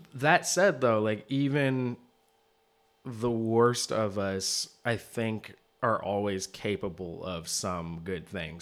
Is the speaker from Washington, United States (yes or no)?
yes; Seattle, Washington, United States; I grew up in Seattle